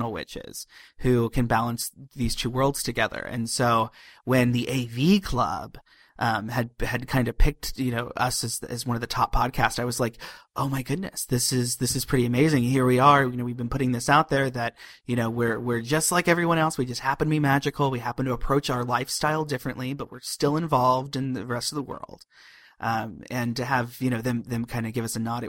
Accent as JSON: {"language": "English", "region": "Ohio", "country": "United States", "tie": "born or raised there", "said": "I grew up in Ohio."}